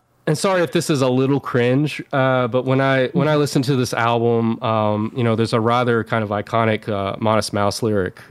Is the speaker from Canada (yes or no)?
no; the Bible Belt, United States; I grew up in the Bible Belt, raised by my grandparents, and my grandfather was a pastor